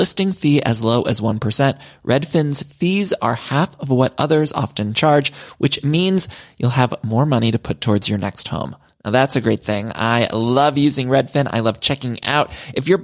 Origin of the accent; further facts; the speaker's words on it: Solon, Ohio, United States; I'm from Solon, Ohio